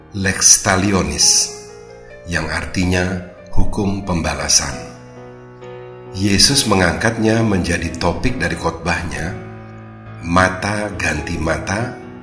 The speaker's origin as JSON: {"language": "Indonesian", "country": "Indonesia", "also_born_or_lived": "Jakarta"}